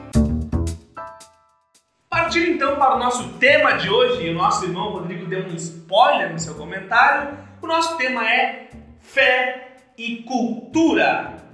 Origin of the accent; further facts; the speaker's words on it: Gaúcho, Rio Grande do Sul, Brazil; nós somos gaúchos